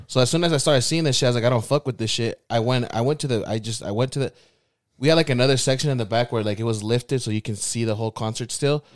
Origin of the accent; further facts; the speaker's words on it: West Valley City, Utah, United States; I'm from West Valley